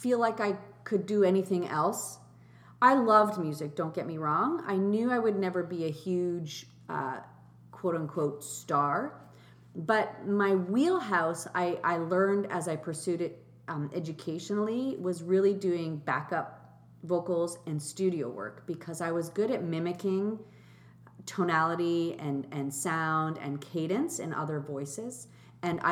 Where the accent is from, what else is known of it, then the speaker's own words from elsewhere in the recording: Markham, Ontario, Canada; also born or lived in Switzerland / Germany; we moved to Canada and lived in Milliken Mills, Warden and Steeles, and, went to school